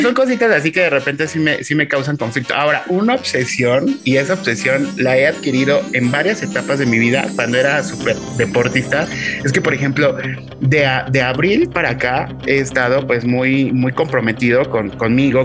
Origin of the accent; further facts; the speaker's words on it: Mexico; somos mexicanos